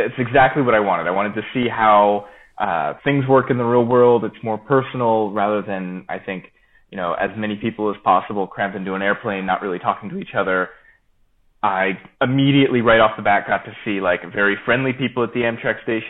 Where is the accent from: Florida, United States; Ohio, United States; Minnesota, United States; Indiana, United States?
Florida, United States; I'm originally from Florida